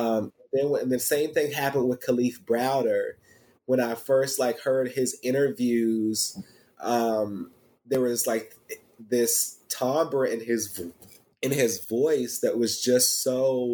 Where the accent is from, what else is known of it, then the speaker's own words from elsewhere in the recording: Fredericksburg, Virginia, United States; we grew up in Fredericksburg, Virginia